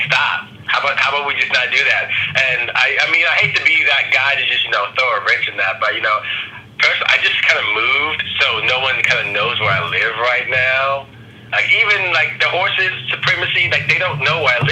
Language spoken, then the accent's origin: English; Virginia, United States; I'm from Virginia, you know, the rest of the family's from Maryland.